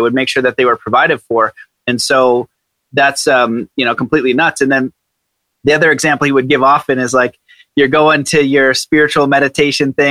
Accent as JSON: {"language": "English", "country": "Canada", "said": "I'm Canadian"}